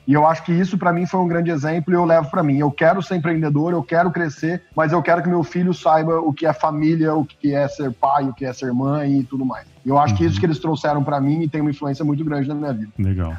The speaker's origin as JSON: {"language": "Portuguese", "town": "Ribeirão Preto", "region": "São Paulo", "country": "Brazil", "tie": "born or raised there", "said": "eu sou de Ribeirão Preto"}